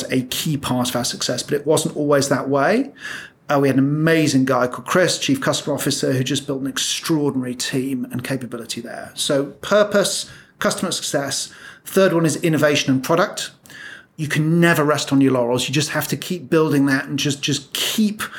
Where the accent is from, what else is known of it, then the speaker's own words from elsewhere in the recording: Birmingham, West Midlands, United Kingdom; I'm a lad from Birmingham